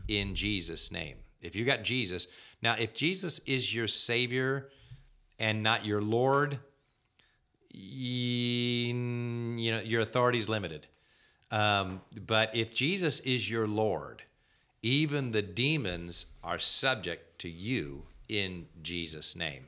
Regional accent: United States; we as American Christians

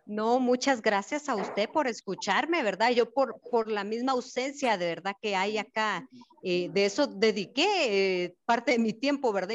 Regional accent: Guatemala; now in Mexico; estoy para servirles desde México y soy guatemalteca

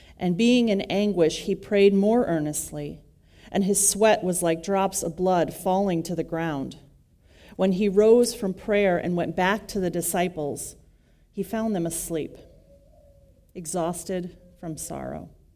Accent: West Michigan, United States; I grew up in West Michigan

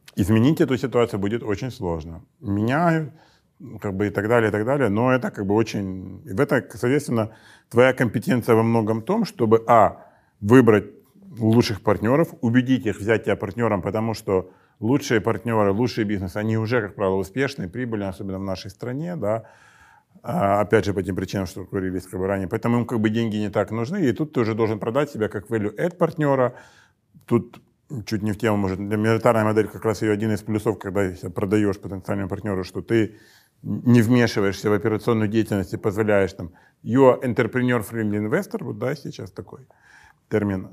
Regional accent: Donbas, Ukraine; в Донбассе, откуда я родом

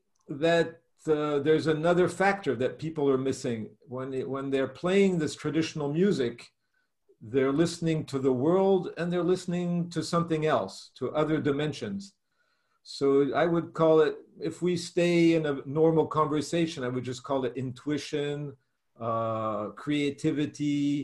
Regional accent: Germany; born there; I was born in Germany. I was born in Germany and from American parents and with a mixed culture, Russian, Italian, German, everything's mixed up in my family.

